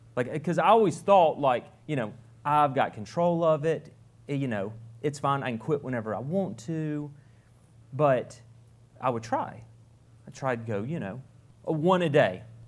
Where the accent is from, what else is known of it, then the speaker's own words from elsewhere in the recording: Fountain Inn, South Carolina, United States; moved away as an adult; also born or lived in Pickens, South Carolina; now in Guatemala; I grew up in Fountain Inn.